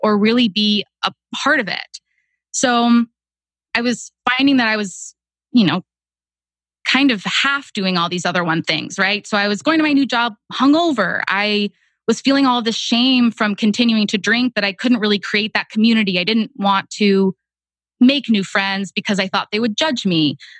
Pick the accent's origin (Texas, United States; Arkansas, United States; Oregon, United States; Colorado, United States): Texas, United States; moved away as an adult; also born or lived in Boston; now in Austin, United States; I moved from Boston back home to Texas